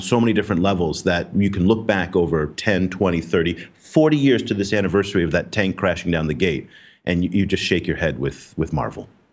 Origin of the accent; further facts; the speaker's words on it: United States; now in Vietnam; I am as an American running a news channel